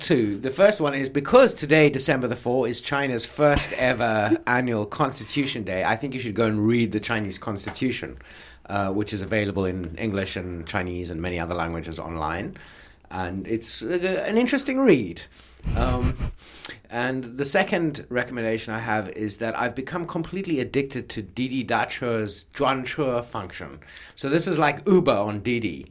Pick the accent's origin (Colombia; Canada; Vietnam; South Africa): South Africa; us South Africans